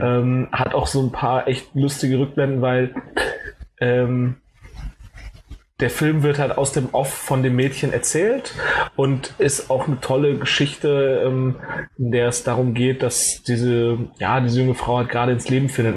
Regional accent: Cologne, North Rhine-Westphalia, Germany; moved away; ich komme halt ursprünglich aus Köln

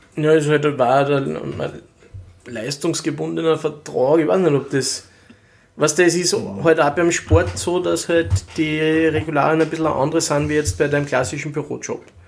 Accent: Linz, Upper Austria, Austria; da kann ich als Linzer

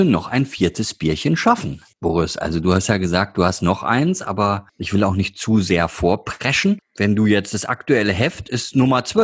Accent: Duisburg, North Rhine-Westphalia, Germany; Also muss man nicht sagen, weiß jeder, ich bin Duisburger.

